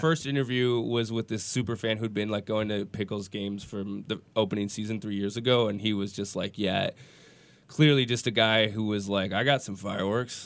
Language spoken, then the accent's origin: English; Minneapolis, Minnesota, United States; now in Portland, United States; I grew up in Minneapolis.